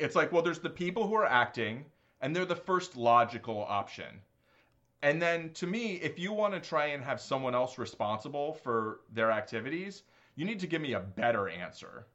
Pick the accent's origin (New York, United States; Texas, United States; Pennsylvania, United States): New York, United States; I completely consider myself a New Yorker